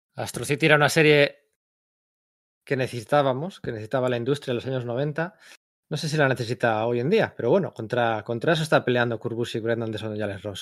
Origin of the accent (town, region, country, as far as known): Bilbao, Basque Country, Spain